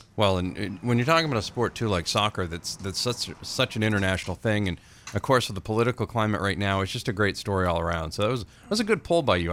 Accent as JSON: {"language": "English", "town": "Livermore Falls", "region": "Maine", "country": "United States", "tie": "born or raised there", "said": "I grew up in Western Maine. I parallel parked all the time in, in the mean streets of Livermore Falls."}